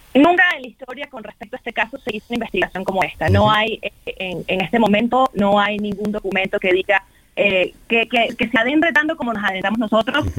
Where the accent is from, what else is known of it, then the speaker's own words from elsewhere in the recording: Venezuela; now in Mexico; soy nacida en Venezuela, soy venezolano-mexicana.